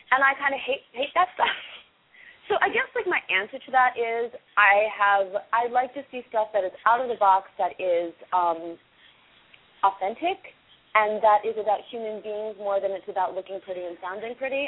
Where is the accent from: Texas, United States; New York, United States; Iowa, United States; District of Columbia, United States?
District of Columbia, United States; Washington; I grew up in Washington D.C. in the nine in the 80s